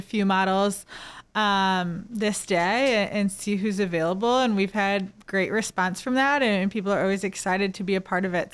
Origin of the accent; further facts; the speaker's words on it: St. Louis, Missouri, United States; also born or lived in Mobile, Alabama; growing up in Saint Louis